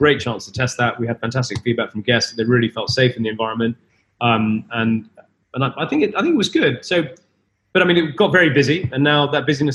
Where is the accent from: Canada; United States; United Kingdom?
United Kingdom; Leicester, East Midlands; I grew up in Leicester, so I knew Birmingham as a boy